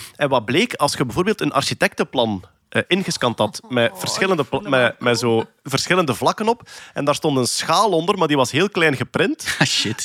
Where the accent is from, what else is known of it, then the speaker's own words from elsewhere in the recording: Flanders, Belgium; als Vlaming